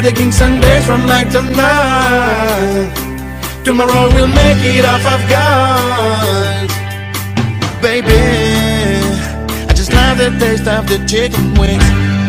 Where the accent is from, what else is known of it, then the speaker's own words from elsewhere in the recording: United States; I'm American, so you can blame me, but I will not eat in your gourmet restaurant.